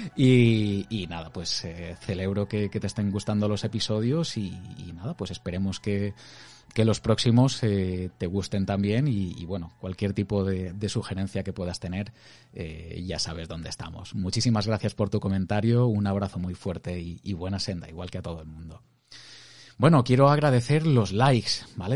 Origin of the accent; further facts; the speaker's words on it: Crevillente, Valencian Community, Spain; la gente que somos de Crevillente